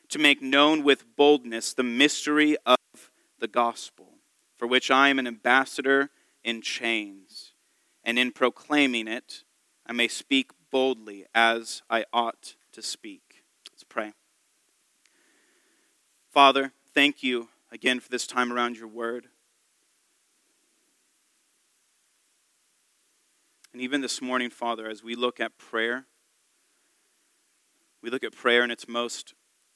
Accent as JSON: {"language": "English", "town": "San Diego", "region": "California", "country": "United States", "said": "I'm from San Diego, California, from Southern California"}